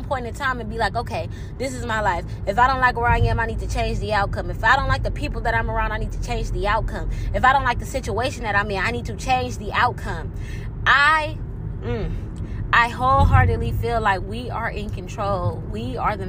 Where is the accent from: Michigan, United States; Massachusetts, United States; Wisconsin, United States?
Michigan, United States; Detroit; I'm from Detroit